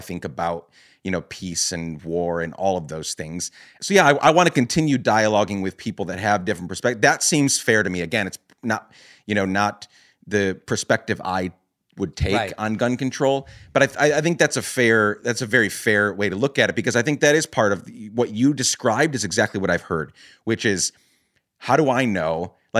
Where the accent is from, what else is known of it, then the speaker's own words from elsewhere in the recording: Guatemala; I grew up in Guatemala during the years that the Civil War there was ending, late 1990s.